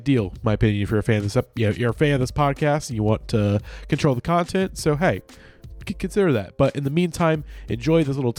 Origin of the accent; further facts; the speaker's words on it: southwest Illinois, United States; I'm from southwest Illinois